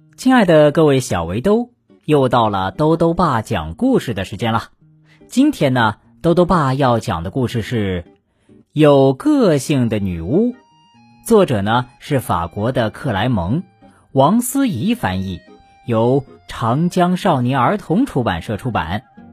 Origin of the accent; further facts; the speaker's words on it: China; 我们中国人的眼珠啊，是黑色的